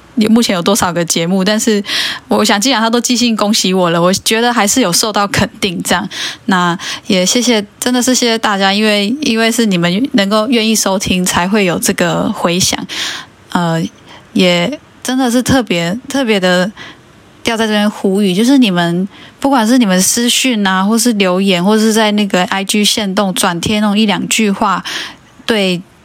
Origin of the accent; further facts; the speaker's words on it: Taiwan; 身为原住民